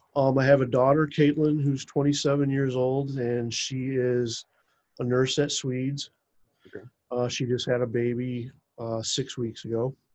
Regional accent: United States; i grew up just like two and a half miles west of where i live now

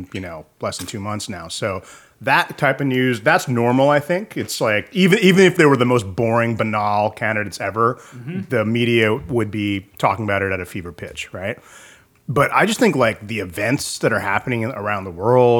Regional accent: United States; also born or lived in India; when I grew up in America

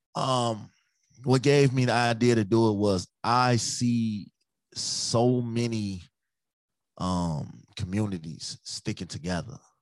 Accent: Chicago, Illinois, United States; now in Minnesota, United States; I'm from Chicago, but I'm in Minnesota right now

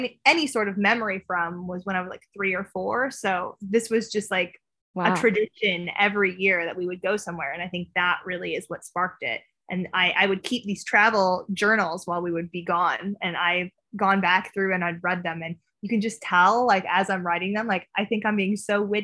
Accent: Pontiac, Illinois, United States; moved away as an adult; now in London, United Kingdom; I was born and raised in Pontiac, Illinois

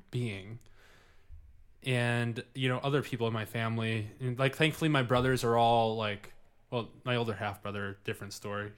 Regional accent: Livonia, Michigan, United States; I grew up in Livonia, Michigan.

